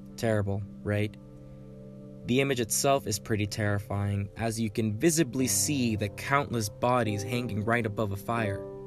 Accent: Dallas, Texas, United States; I am from the South, specifically Dallas, Texas

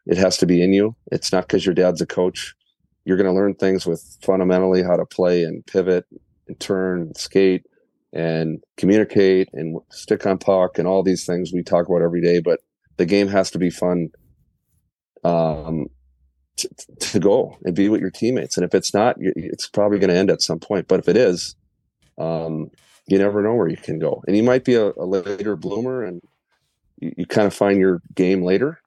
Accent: Richfield, Minnesota, United States; also born or lived in Inver Grove Heights, Minnesota; I grew up in Ridgefield

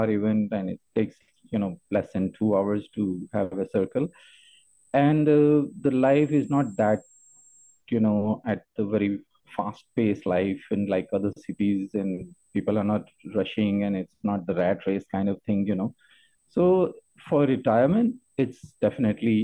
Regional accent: Lahore, Punjab, Pakistan; moved away as an adult; now in Penang, Malaysia; I'm originally from Lahore, Pakistan

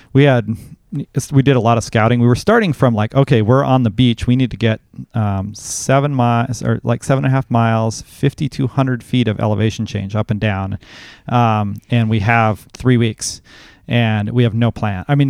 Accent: Seldovia, Alaska, United States; We live in Soldovia. I grew up in Soldovia, and we moved back here in 2008

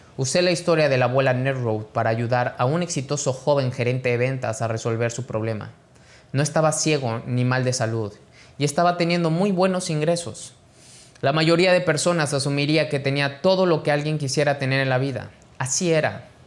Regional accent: Mexico; mexicano, emprendedor y empresario

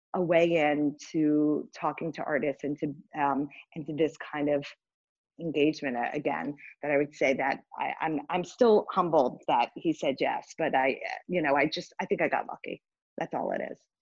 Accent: Richmond, Virginia, United States; moved away; growing up in Richmond

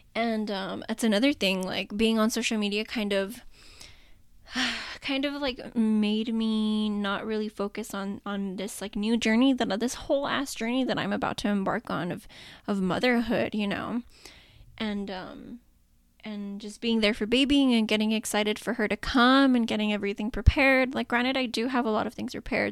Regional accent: El Paso, Texas, United States; El Paso in my hometown

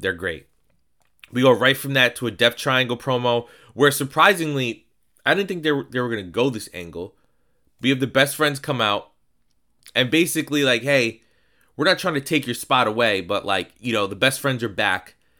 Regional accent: New York, United States; I'm Puerto Rican. I'm also from New York.

